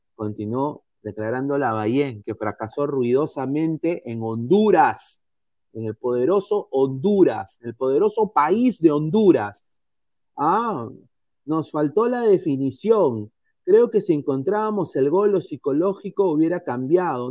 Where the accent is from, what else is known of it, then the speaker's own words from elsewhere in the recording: Peru; moved away; Yo soy peruano